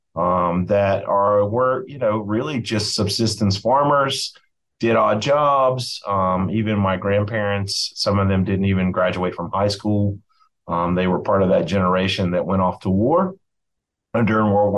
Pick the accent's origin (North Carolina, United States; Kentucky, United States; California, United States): North Carolina, United States; Boone; I was raised in Western North Carolina and around Boone, North Carolina, from the age of six until I grew up and went to Appalachian State